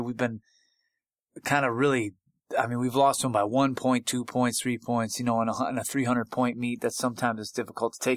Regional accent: Buffalo, New York, United States; moved away as an adult; now in East Lansing, United States; I was in grad school at the University of Buffalo, my hometown

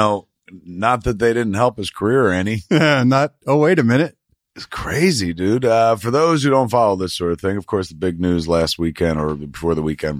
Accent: East Coast, United States; now in Hollywood, United States; We came from the East Coast, and then we worked real hard and climbed ladders, and now we live in Hollywood, the land of dreams.

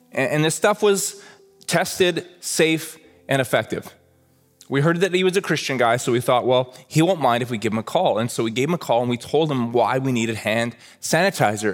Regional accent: Red Deer, Alberta, Canada; I grew up in Red Deer, Alberta, like literally halfway between Calgary and Edmonton

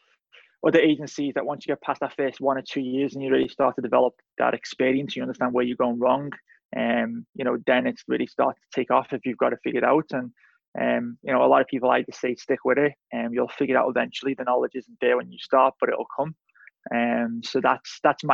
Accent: Liverpool, North West England, United Kingdom; moved away as an adult; I'm originally from Liverpool, England, moved here 2009

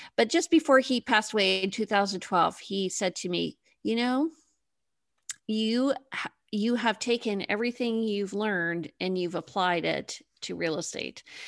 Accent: Toronto, Ontario, Canada; moved away as an adult; now in Victoria, Canada; So I'm actually in Victoria. I'm on the West Coast, but I grew up in Toronto

